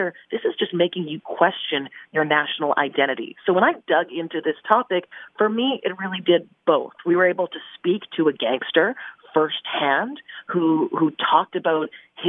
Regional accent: Surrey, British Columbia, Canada; I grew up in British Columbia near Surrey

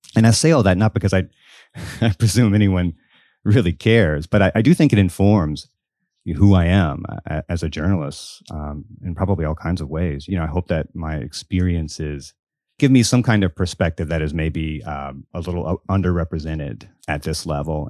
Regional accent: Biloxi, Mississippi, United States; I grew up in Biloxi, Mississippi, all the way down on the Gulf Coast.

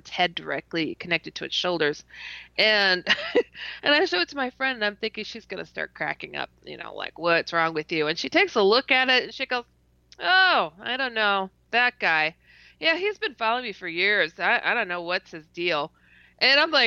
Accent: Wisconsin, United States; also born or lived in Iowa; I'm from Wisconsin

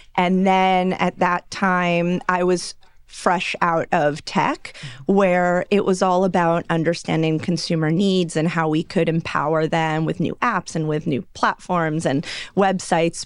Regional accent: Los Angeles, California, United States; I grew up in Los Angeles

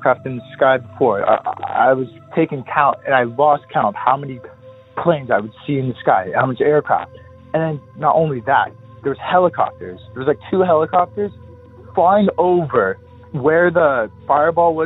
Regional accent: San Clemente, California, United States; I'm from San Clemente.

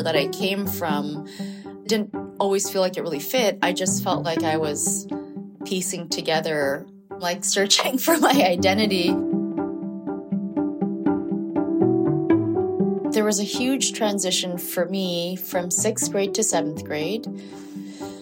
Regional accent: Honolulu, Hawaii, United States; I grew up in Honolulu, Hawaii, to Korean immigrant parents

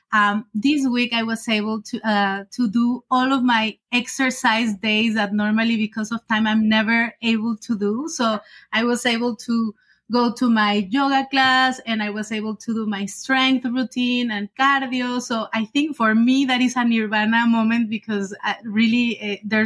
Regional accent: Guadalajara, Jalisco, Mexico; moved away as an adult; also born or lived in France / China / Canada; I studied marketing in Mexico, in Guadalajara, from where I'm originally from

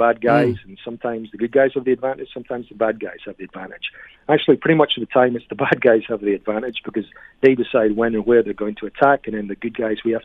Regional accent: United Kingdom; now in Canada; I'm originally from Britain.

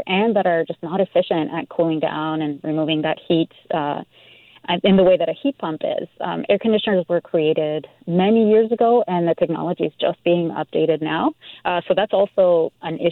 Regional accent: Mendoza, Argentina; now in Vancouver, Canada; I grew up in Mendoza, Argentina, and it's a desert.

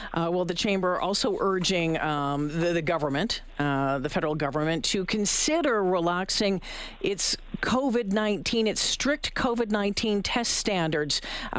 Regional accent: Sault Ste. Marie, Ontario, Canada; moved away; I grew up in Sault Ste. Marie

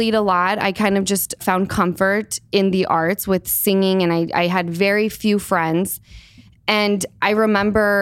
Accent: Salt Lake City, Utah, United States; moved away; I grew up in Salt Lake

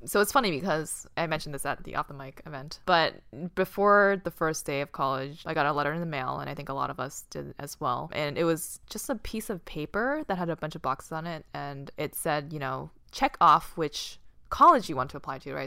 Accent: Boston, Massachusetts, United States; moved away as an adult; also born or lived in California; Boston, I grew up in Boston.

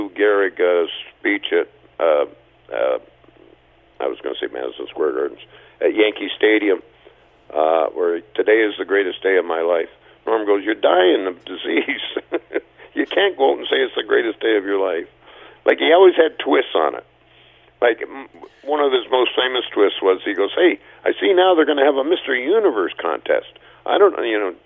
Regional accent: Canada; as Canadian comics

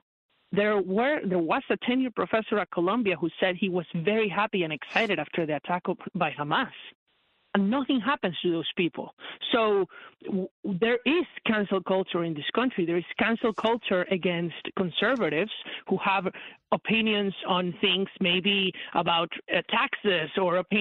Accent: Venezuela; moved away as an adult; now in United States; I came originally from Venezuela to the United States in 2016

